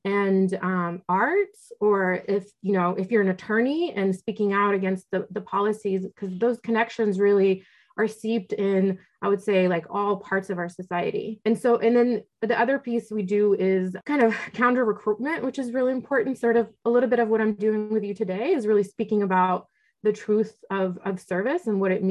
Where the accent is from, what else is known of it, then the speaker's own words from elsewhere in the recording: Oklahoma, United States; also born or lived in Russia; when I did move to the United States, I grew up in Oklahoma in a military family